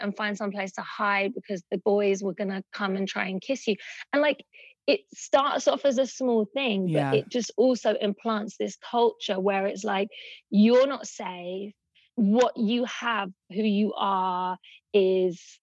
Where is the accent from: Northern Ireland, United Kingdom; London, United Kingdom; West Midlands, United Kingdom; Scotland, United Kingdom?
London, United Kingdom; I grew up in East London, in Hackney, in a very economically poor neighborhood